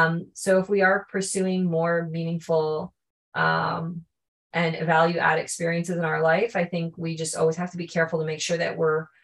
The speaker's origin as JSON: {"language": "English", "country": "Canada", "tie": "born or raised there", "also_born_or_lived": "Japan", "said": "I'm half Japanese and half Chinese. I was born in Japan, but I was raised in Canada."}